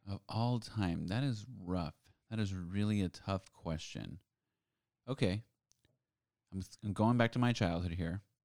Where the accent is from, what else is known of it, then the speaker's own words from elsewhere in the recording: Los Angeles, California, United States; now in Florida, United States; I grew up in Los Angeles